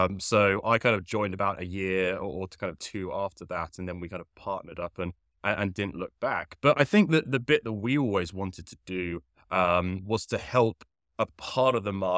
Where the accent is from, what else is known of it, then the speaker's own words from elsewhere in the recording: Henley, South East England, United Kingdom; If you cannot tell from the accent, originally I'm from the United Kingdom. I grew up near a very small town called Henley, which there's absolutely no reason you should know where Henley is. It's about 30 to 40 minutes west of London.